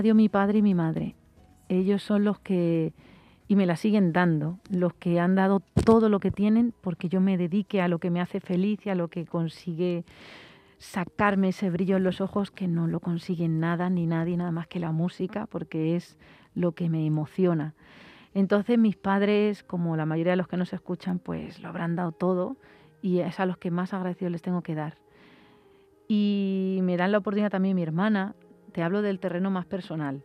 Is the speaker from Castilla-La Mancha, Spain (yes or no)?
yes; Mocejón, Castilla-La Mancha, Spain; moved away as an adult; also born or lived in Madrid; yo viví a Madrid y me he ido a vivir a un pueblo, a mi pueblo, a Mocejón